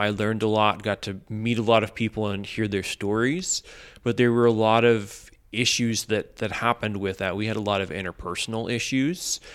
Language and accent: English; Midwest, United States; now in Los Angeles, United States; I grew up in the Midwest, and in a very suburban environment.